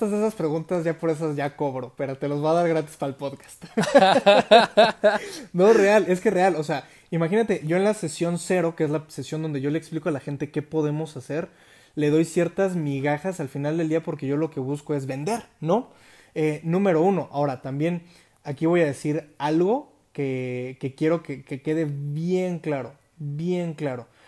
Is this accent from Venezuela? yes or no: no; United States; conocí aquí unos amigos que se sorprendieron de que nunca había comido McDonald's siendo yo americano